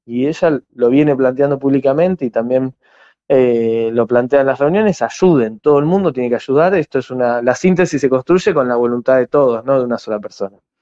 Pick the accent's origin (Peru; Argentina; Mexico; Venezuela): Argentina; now in San Martín, Argentina; nuestro nuestro país